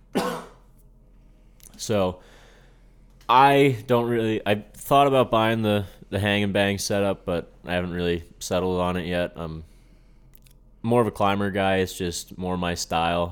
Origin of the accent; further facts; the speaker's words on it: Pennsylvania, United States; we're from Pennsylvania